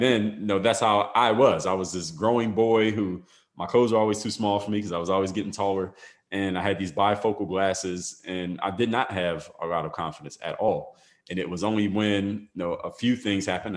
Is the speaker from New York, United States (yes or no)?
no; Philadelphia, Pennsylvania, United States; now in Miami, United States; I come from Philadelphia, Pennsylvania, live in Miami now